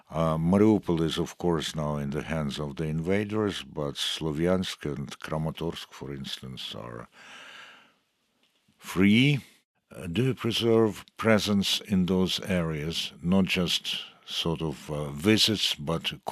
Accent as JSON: {"language": "English", "country": "Sweden", "second_language": "English", "said": "I'm originally from Sweden."}